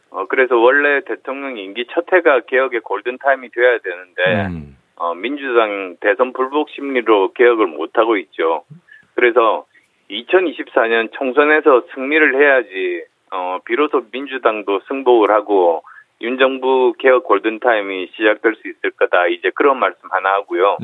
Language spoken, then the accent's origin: Korean; Busan, South Korea; moved away; also born or lived in Seoul / Gyeonggi; 부산 경남이 제 고향이어서